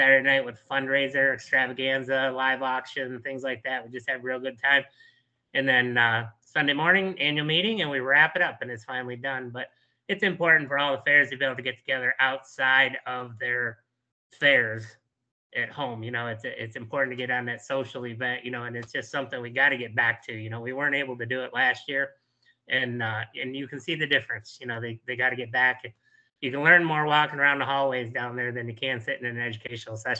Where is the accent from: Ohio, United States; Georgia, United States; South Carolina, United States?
Ohio, United States; Geauga County; here in Geauga County is my hometown, you know, my home county, my home fair, the Great Geauga County Fair